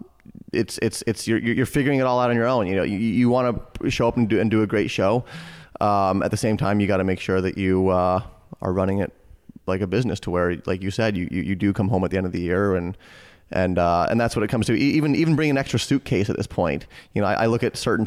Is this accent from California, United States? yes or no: no; Boulder, Colorado, United States; I grew up in Boulder, Colorado